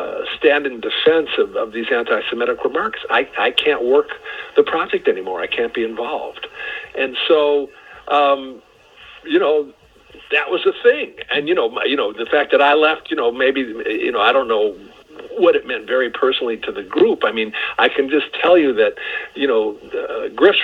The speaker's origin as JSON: {"language": "English", "town": "Detroit", "region": "Michigan", "country": "United States", "tie": "born or raised there", "said": "I grew up in Detroit"}